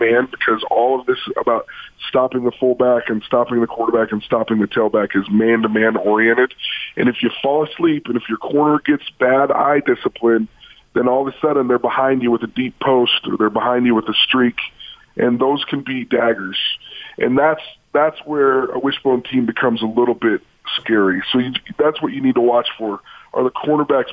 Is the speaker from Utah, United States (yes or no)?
yes; Utah, United States; I grew up in Utah